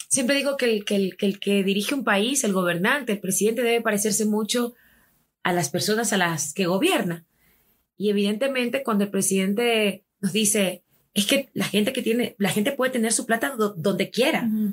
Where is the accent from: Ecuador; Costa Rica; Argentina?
Ecuador; Somos ecuatorianos